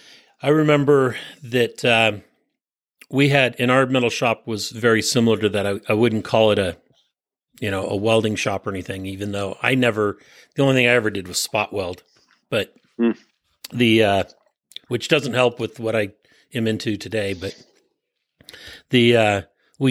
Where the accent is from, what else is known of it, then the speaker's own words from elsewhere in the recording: San Francisco Peninsula, California, United States; And I grew up on the San Francisco Peninsula.